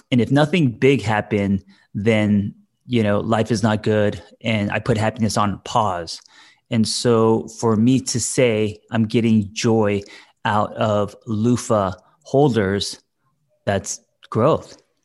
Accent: Glendale, United States; born or raised there

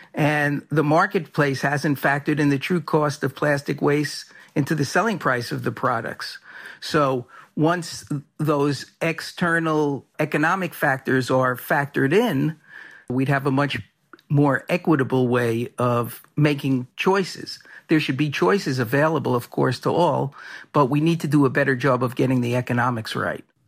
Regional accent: New York City, New York, United States; When I was a kid growing up in New York City

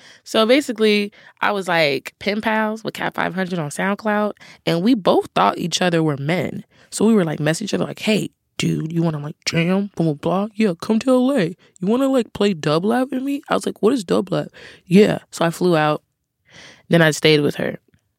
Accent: Cincinnati, Ohio, United States; There's this little town in Ohio called Wyoming, and that's where I first picked up the instrument.

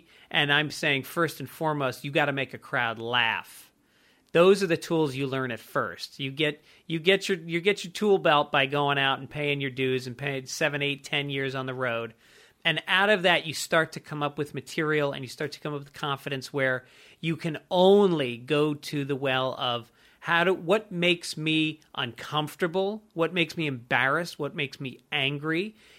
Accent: Ireland; And if, you know, and in my personal life, there's something I have to honor as an Irish person.

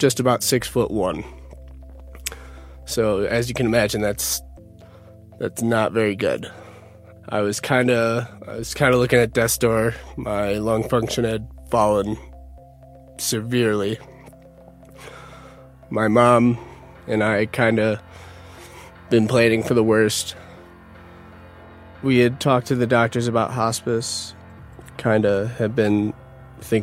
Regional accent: Utica, New York, United States; I'm originally from Utica, New York

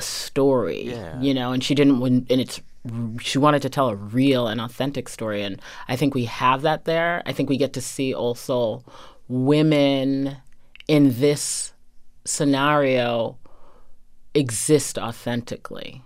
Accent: Medfield, Massachusetts, United States; I grew up in a very traditional um, New England town.

